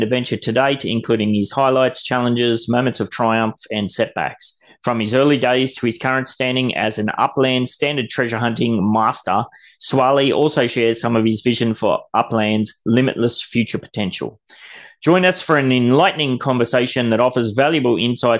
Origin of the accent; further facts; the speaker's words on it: Gold Coast, Queensland, Australia; also born or lived in Tweed, New South Wales; I spent most of my life on the Gold Coast